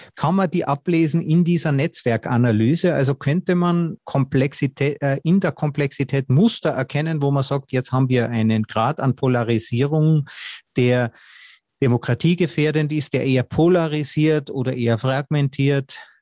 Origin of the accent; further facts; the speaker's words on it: Austria; als Österreicher